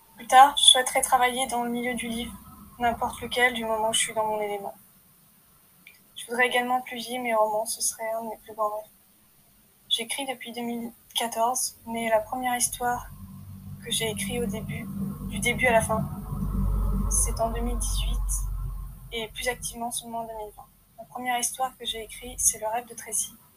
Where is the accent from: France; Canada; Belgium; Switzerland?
France; Je suis française, j'ai des origines bretonnes et alsaciennes